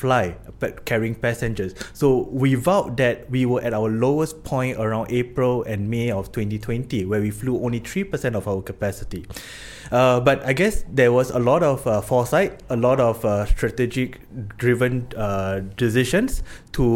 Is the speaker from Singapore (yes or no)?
yes; Singapore; moved away as an adult; also born or lived in Chennai, India; now in Copenhagen, Denmark; I'm from Singapore